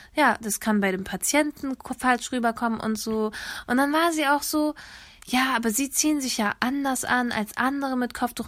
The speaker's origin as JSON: {"language": "German", "country": "Germany", "tie": "born or raised there", "said": "Ich bin hier in Deutschland geboren"}